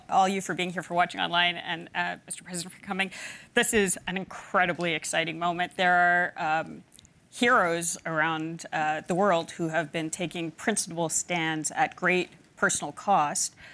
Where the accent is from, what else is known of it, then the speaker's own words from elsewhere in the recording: Palau; growing up in Palau, geopolitics is very close. You see the relics of it all over the country.